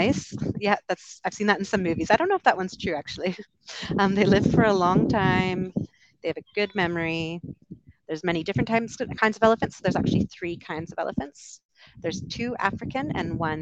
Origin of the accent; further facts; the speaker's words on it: Canada; moved away; also born or lived in United Kingdom; I'm from Canada originally, lived over in the UK for a bit, and now I'm traveling